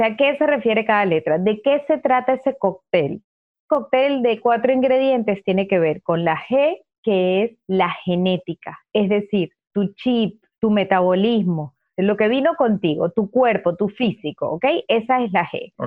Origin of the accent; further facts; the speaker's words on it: Venezuela; moved away as an adult; now in United States; soy venezolana, en Venezuela tuve mi propia empresa hasta que me vine a los Estados Unidos